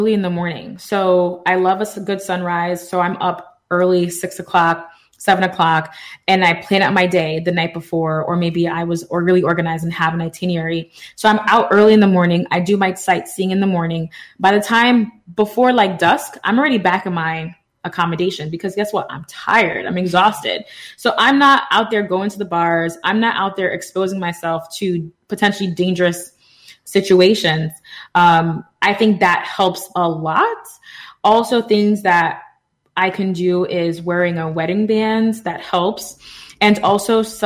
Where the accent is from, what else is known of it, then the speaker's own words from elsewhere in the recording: New York City, New York, United States; I'm from the Bronx